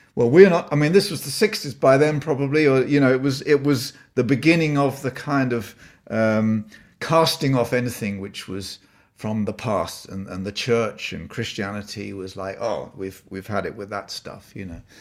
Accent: Blisworth, East Midlands, United Kingdom; moved away; so I was born in Northamptonshire, a little village called Blissworth, and he was the pastor of, uh, the Baptist chapel there. So that was my home for the first, uh, few years.

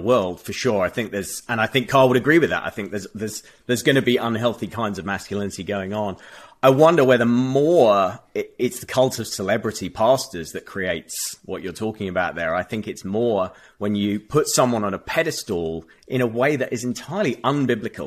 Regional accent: United Kingdom; having grown up in a context and a culture where, um, uh, that, you know, we just don't have guns over here

